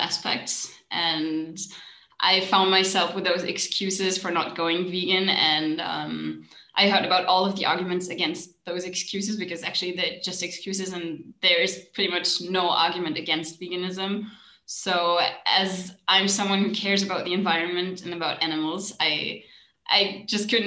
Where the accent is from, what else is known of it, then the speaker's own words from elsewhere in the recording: Germany; I'm from Germany.